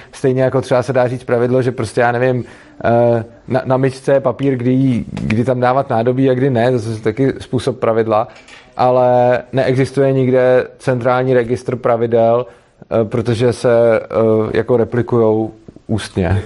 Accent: Prague, Czechia; jsem z Prahy a, eh, dojíždím do Brna

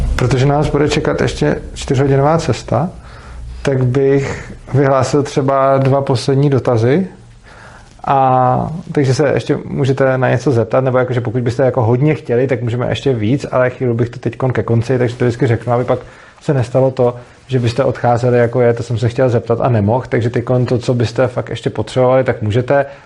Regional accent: Prague, Czechia; který jsem z Prahy

